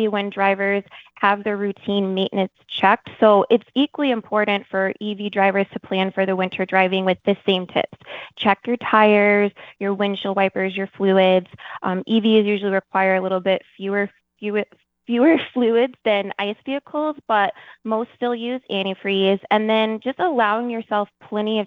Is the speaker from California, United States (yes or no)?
no; Michigan, United States; I'm from Michigan